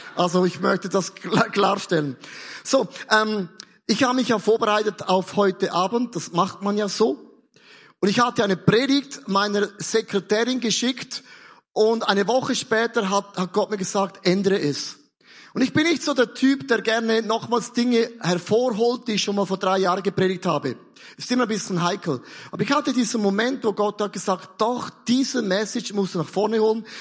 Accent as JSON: {"language": "German", "country": "Switzerland", "said": "Ich komme ja aus der Schweiz"}